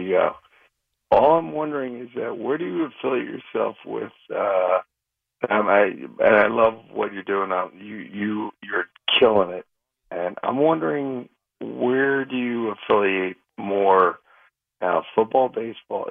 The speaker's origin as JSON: {"language": "English", "area": "Long Island", "region": "New York", "country": "United States", "tie": "born or raised there", "also_born_or_lived": "Manhattan", "moved": "yes", "lives_now": "Maryland, United States", "said": "I grew up in Long Island."}